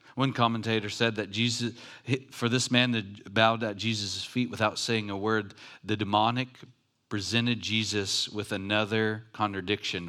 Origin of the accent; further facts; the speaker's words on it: Long Beach, California, United States; I grew up in Long Beach, like, by Compton